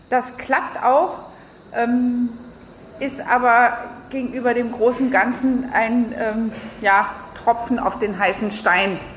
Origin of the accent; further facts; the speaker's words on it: France; German is a second language; now in Berlin, Germany; ich bin 48, ich habe drei Kinder, ich komme aus Frankreich.